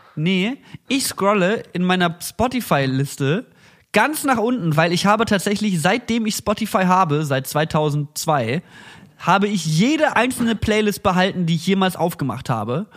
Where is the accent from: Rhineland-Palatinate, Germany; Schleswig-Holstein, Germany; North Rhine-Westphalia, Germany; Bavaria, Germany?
North Rhine-Westphalia, Germany; Cologne; Bei uns in Köln